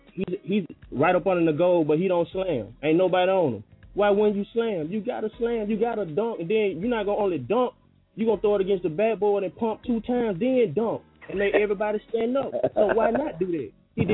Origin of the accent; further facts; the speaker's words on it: Alabama, United States; I had to show people my license for them to even believe I'm from Alabama sometimes.